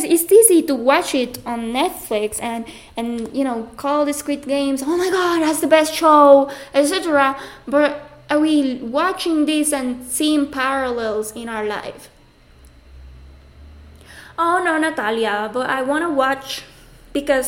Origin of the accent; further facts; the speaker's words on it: Puerto Rico; moved away; also born or lived in Mexico; I'm coming from Puerto Rico